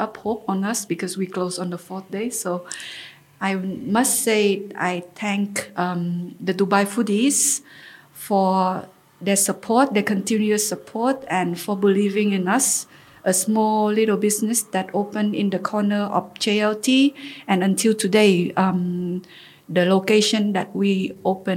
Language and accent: English; Ho Chi Minh City, Vietnam; moved away as an adult; also born or lived in Turkey / Paris; I grew up in Vietnam and Ho Chi Minh City